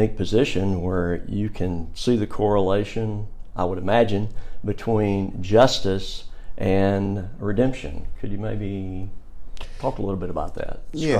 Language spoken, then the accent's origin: English; Birmingham, Alabama, United States; When I'm here, like I say, I'm from Birmingham, native born in 1959.